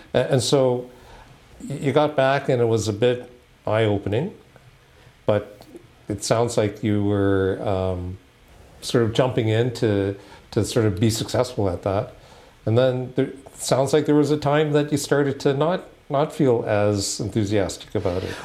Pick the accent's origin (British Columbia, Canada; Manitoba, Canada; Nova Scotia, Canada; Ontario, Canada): Nova Scotia, Canada; Halifax; I grew up in Halifax